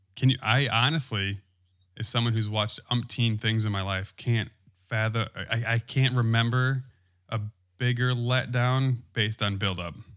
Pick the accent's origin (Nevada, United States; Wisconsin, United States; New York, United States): Wisconsin, United States; I'm from Wisconsin